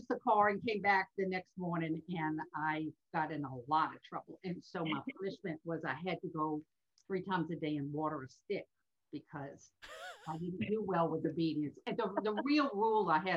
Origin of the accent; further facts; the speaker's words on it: New Orleans, Louisiana, United States; moved away as an adult; now in Tampa, United States; Born and raised in New Orleans